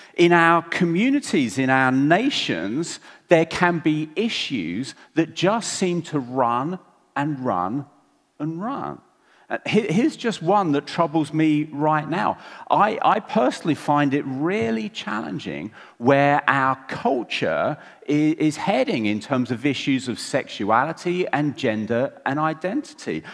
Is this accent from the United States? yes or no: no; England, United Kingdom; I'm English